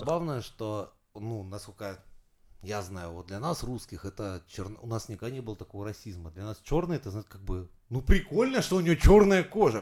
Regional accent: Saint Petersburg, Russia; я из Петербурга

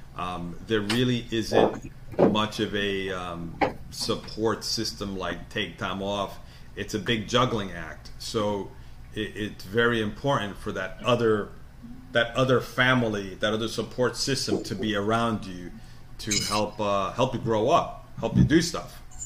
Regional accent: New York, United States; born or raised there; also born or lived in South America

